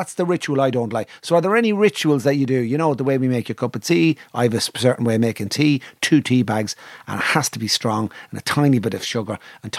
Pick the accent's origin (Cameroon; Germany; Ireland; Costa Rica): Ireland; As an Irishman